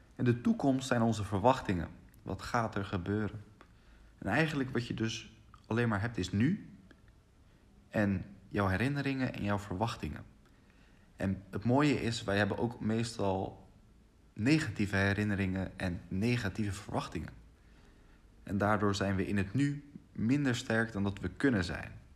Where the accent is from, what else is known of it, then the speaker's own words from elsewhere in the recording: Rotterdam, South Holland, Netherlands; Ik ben opgegroeid in Rotterdam